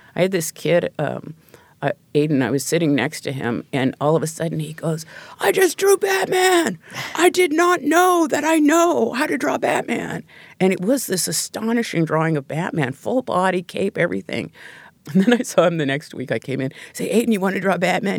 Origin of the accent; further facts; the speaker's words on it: Pacific Northwest, United States; I grew up in the Pacific Northwest